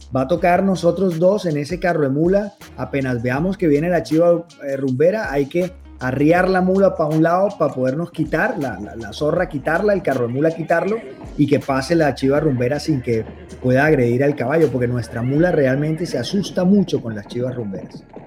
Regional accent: Barranquilla, Atlántico, Colombia; aquí a los carnavales de mi tierra

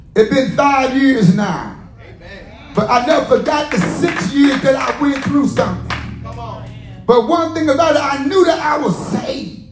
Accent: the South, United States; I'm from the South.

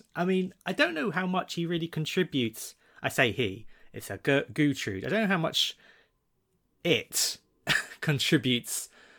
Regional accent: Malaysia; I come from Malaysia.

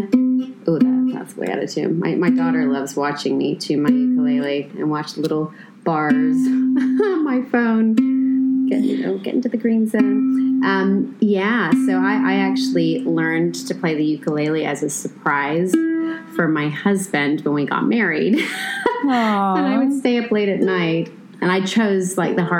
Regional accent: Los Angeles, California, United States; moved away as an adult; also born or lived in United Kingdom; now in Israel; I grew up in Los Angeles

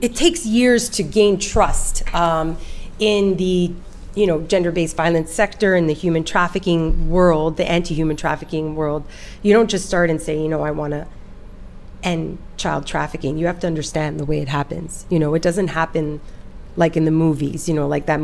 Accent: Toronto, Ontario, Canada; also born or lived in Nepal / Italy; In my hometown of Toronto, this is where I was born

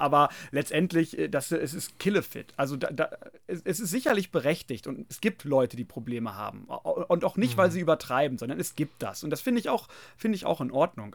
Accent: Germany; wir Deutschen

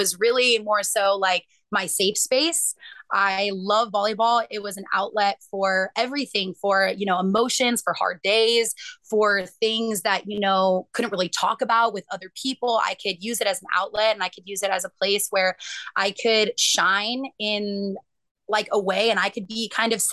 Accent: Bay Area, California, United States; I was born and raised in the Bay Area

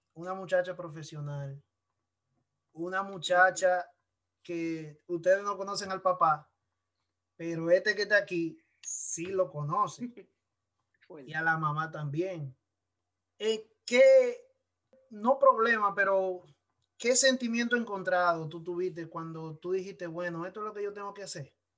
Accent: San Pedro de Macorís, Dominican Republic; San Pedro de Macorís, de mi pueblo

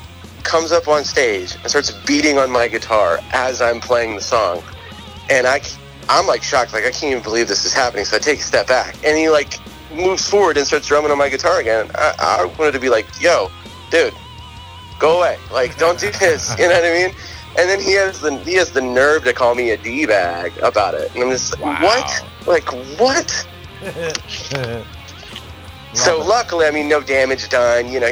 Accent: Southern Maryland, United States; when I grew up here, I grew up in Lesbia. I mean, I grew up in White Sands

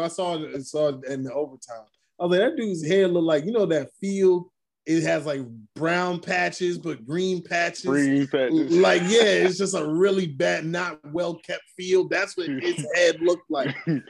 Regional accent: New York City, New York, United States; I grew up in Brooklyn.

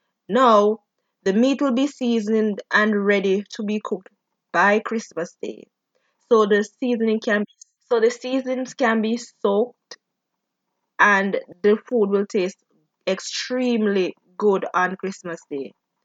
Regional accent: Jamaica; also born or lived in Prince George's County, Maryland; now in United States; we all grew up in Jamaica and live here in America

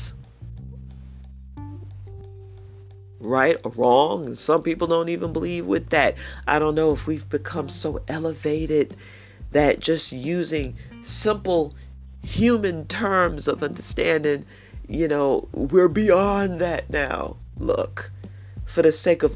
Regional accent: New York City, New York, United States; now in Tennessee, United States; I was born and raised in the Bronx

